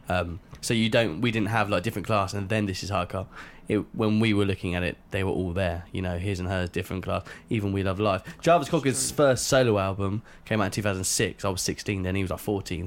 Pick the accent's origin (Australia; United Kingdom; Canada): United Kingdom; Reading, South East England; I'm from Reading